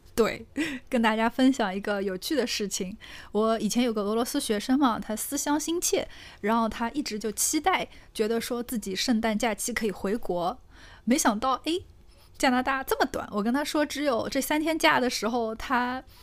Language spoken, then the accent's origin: Chinese; Northeast China, China; 咱们东北人